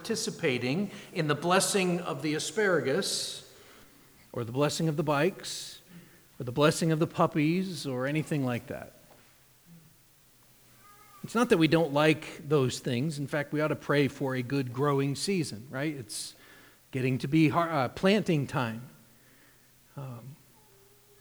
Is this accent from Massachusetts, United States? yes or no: yes; New England, Massachusetts, United States; now in Ohio, United States; I grew up in New England, and in Massachusetts, it's Worcester